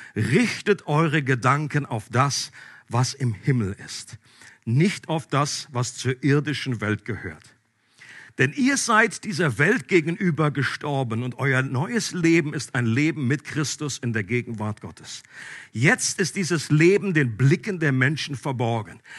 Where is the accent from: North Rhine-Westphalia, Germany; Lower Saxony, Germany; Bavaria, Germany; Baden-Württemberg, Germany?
Lower Saxony, Germany; Einbeck; Wir sind nämlich beide aus Einbeck gebürtig